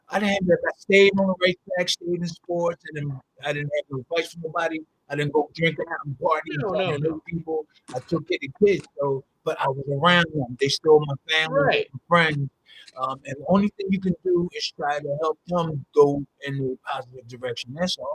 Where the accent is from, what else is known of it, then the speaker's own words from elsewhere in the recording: New Jersey, United States; Yeah, I was born and raised in South